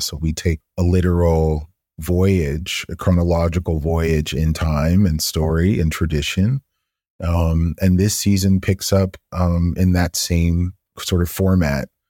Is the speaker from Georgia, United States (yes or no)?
yes; Atlanta, Georgia, United States; growing up in Atlanta